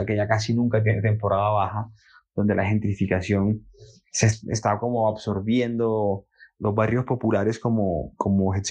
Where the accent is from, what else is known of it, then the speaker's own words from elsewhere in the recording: Cartagena, Bolívar, Colombia; soy de Cartagena, me dedico al sector audiovisual